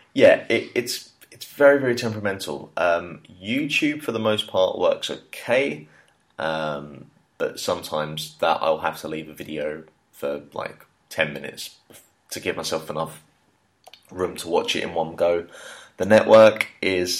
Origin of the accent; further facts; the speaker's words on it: Hertfordshire, East of England, United Kingdom; moved away as an adult; now in China; Hertfordshire uh, than just specifically London. You know, just trying to big up my home home, home, home county